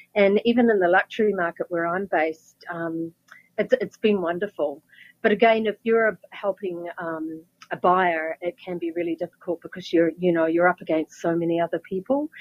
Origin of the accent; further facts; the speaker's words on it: Wellington, New Zealand; moved away as an adult; now in California, United States; my hometown, Wellington